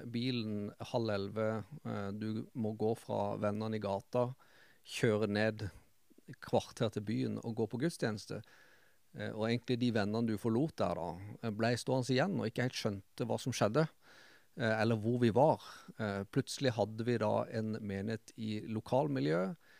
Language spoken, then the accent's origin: Norwegian; Kristiansand, Agder, Norway; jeg vokste opp eh, Rand i Randesund sjøl.